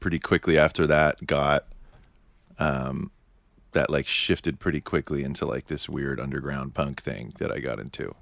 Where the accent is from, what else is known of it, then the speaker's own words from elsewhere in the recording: New York City, New York, United States; I'm from Manhattan.